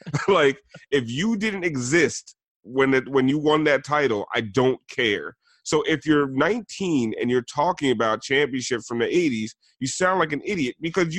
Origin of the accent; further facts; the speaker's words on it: West Palm Beach, Florida, United States; born there; it's like me being born in West Palm Beach and saying I'm from Miami.